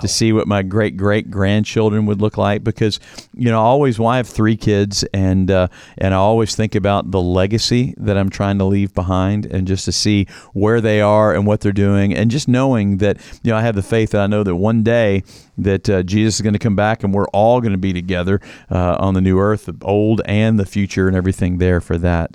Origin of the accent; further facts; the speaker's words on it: Louisville, Kentucky, United States; moved away; I grew up on, quote unquote, the East Coast in Louisville, Kentucky